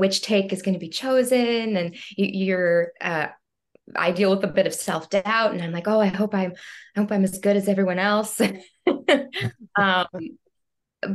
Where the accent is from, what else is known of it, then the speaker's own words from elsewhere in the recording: Denver, Colorado, United States; moved away as an adult; now in New York City, United States; I'm originally from Denver, Colorado